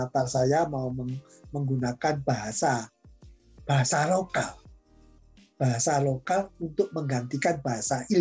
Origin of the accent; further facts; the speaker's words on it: Java, Indonesia; saya sendiri karena saya orang Jawa kan gunting itu ujungnya dua.